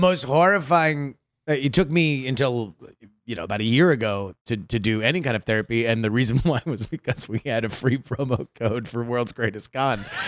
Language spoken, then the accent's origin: English; South Florida, United States; I grew up in South Florida